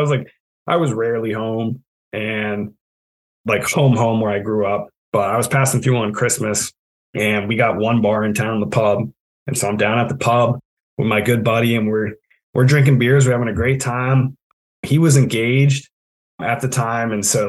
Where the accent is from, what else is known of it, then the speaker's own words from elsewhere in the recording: southern New England, United States; moved away as an adult; also born or lived in Pennsylvania; now in Maine, United States; I live in Maine. I grew up in Southern New England, but Maine has always held a special place in my heart. I grew up summering right around where I live here.